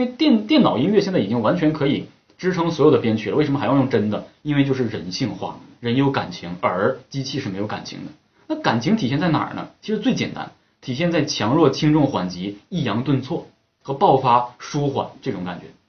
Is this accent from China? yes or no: yes; Northeast China, China; 我们东北人讲格路